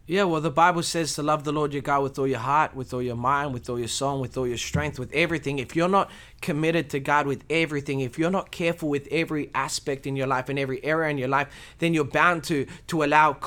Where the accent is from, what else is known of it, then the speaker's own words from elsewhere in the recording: Australia; I was born in Australia, um, in a Christian family. I'm Romanian